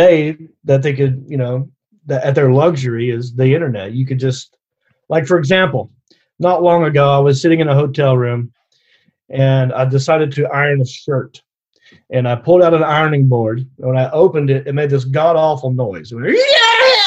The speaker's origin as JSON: {"language": "English", "town": "Hickory", "region": "North Carolina", "country": "United States", "tie": "born or raised there", "also_born_or_lived": "Los Angeles, United States", "accent": "southern", "moved": "as an adult", "said": "I grew up in Hickory, North Carolina"}